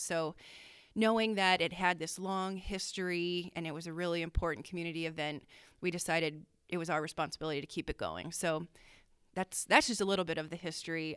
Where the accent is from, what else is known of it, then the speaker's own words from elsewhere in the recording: Danville, Pennsylvania, United States; growing up in Danville